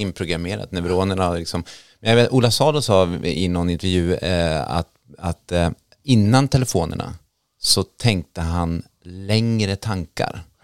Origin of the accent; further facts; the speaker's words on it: Norrtälje, Stockholm County, Sweden; Jag kommer själv från Norrtälje som är en småstad på 16 000 invånare.